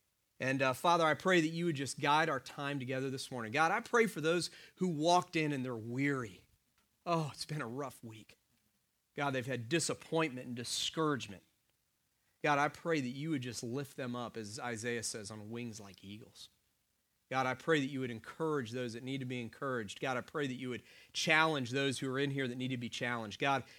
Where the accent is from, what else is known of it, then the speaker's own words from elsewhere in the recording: Dunedin, Florida, United States; born there; also born or lived in Atlanta, United States; I was born in 1973 in Dunedin, Florida.